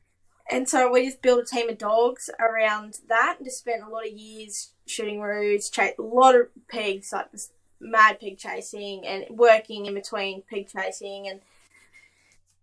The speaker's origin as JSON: {"language": "English", "town": "Goondiwindi", "region": "Queensland", "country": "Australia", "also_born_or_lived": "Charleville", "said": "originally from Gundawindi or Inglewood area, Gundawindi, no one knows Inglewood, so I just say Gundy."}